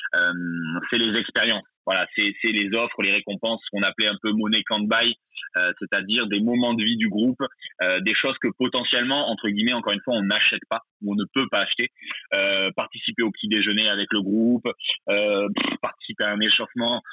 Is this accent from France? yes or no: yes; Bordeaux, Nouvelle-Aquitaine, France; j'ai 34 ans, euh, je suis bordelais